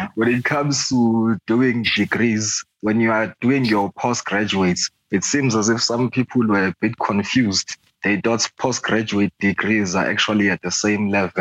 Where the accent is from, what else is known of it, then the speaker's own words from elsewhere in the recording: Pietermaritzburg, KwaZulu-Natal, South Africa; also born or lived in Swaimani; I was born in Pietermaritzburg. I still stay in Pietermaritzburg. I'm actually from a place called Swaimani